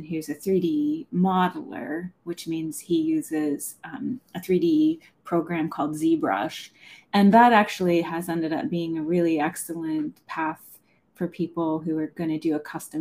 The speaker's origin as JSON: {"language": "English", "area": "Somerset County", "region": "Pennsylvania", "country": "United States", "tie": "born or raised there", "moved": "yes", "lives_now": "Chicago, United States", "said": "I grew up in Pennsylvania"}